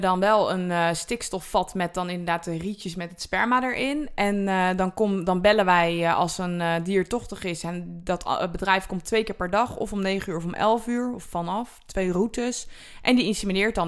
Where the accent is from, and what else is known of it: Netherlands